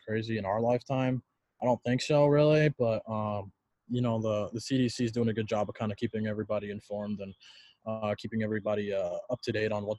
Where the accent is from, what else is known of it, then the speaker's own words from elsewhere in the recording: California, United States; moved away as an adult; growing up a Cali kid, didn't really have a whole lot of ice